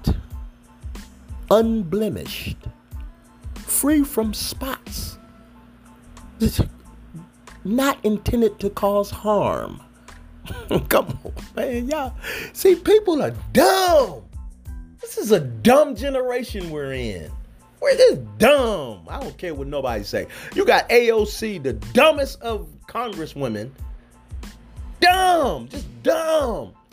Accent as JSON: {"language": "English", "country": "United States", "tie": "born or raised there", "said": "I'm an American citizen, born here on the soil"}